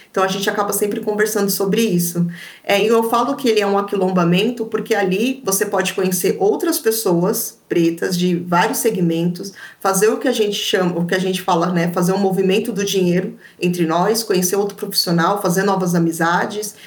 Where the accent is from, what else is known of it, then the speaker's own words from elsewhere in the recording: São Paulo, Brazil; eu sou de São Paulo.